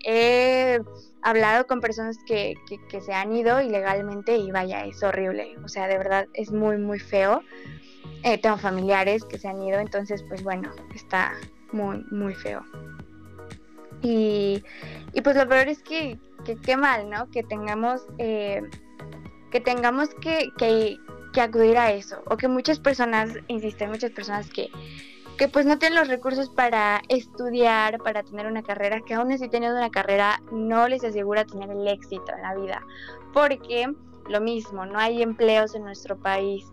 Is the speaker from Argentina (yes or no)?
no; Mexico; en mi país, porque somos eh, pues un país muy pobre